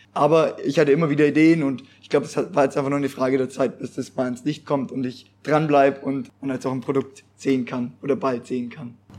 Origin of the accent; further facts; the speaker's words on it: Allgäu, Bavaria, Germany; moved away as an adult; now in Pforzheim, Germany; ich komme aus dem Allgäu